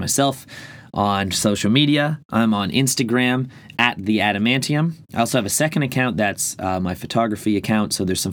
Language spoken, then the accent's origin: English; Ireland; being Irish